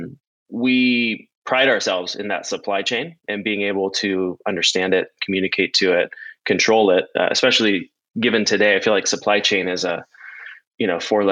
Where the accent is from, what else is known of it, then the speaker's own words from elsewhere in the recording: Santa Barbara, California, United States; moved away as an adult; also born or lived in Ethiopia; I grew up in Santa Barbara, California